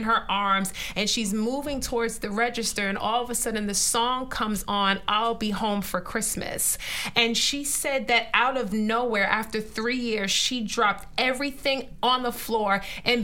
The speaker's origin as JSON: {"language": "English", "region": "New York", "country": "United States", "said": "I'm from New York."}